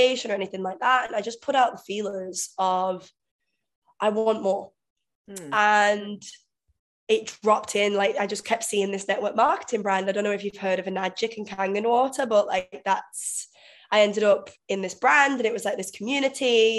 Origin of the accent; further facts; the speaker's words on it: Manchester, North West England, United Kingdom; moved away as an adult; also born or lived in Vietnam; now in Bali, Indonesia; I'm actually from England originally, so Manchester in England, but I've been living in Asia for the past 5 years